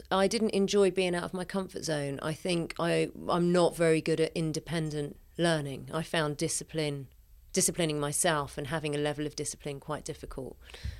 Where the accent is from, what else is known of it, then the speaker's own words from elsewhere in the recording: London, United Kingdom; South London.